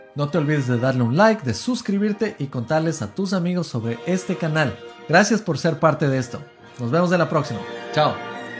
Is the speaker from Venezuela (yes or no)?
no; Ecuador; soy ecuatoriano